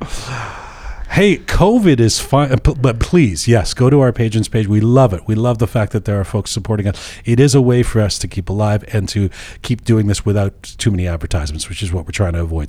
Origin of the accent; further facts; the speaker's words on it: Canada; growing up in Canada